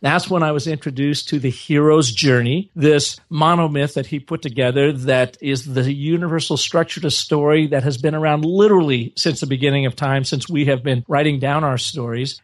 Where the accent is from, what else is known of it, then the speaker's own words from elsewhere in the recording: Seattle, Washington, United States; I grew up in Seattle, Washington area, the you know, northwest portion of the United States